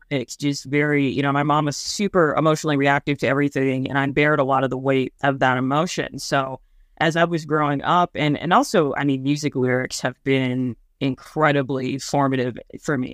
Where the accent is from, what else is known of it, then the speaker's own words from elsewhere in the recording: Midwest, United States; I'm from the Midwest